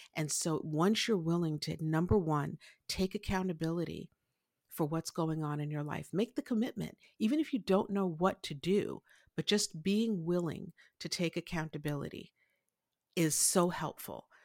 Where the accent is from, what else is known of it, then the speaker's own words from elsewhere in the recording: New York City, New York, United States; I grew up in Brooklyn, uh, to a Haitian father and a Puerto Rican mother, uh, in Brooklyn, New York